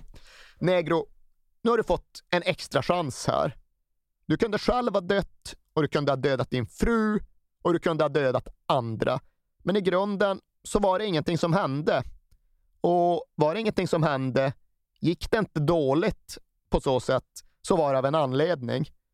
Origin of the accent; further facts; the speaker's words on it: Sweden; som svenskar